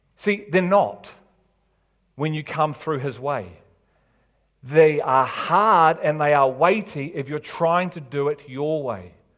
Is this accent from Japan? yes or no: no; England, United Kingdom; I'm an English